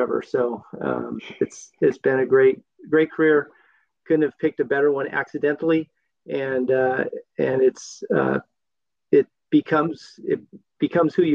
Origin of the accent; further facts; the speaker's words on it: Southern California, United States; moved away as an adult; now in Korbel, United States; I grew up in Southern California in the 60s and 70s